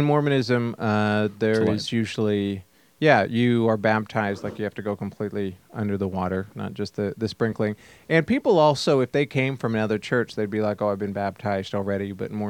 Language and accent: English; the West, United States; Particularly, I grew up in the West where everybody knows their neighbor.